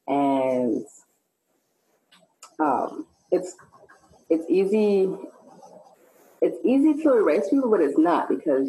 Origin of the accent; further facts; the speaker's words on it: San Francisco, California, United States; I was born and raised in San Francisco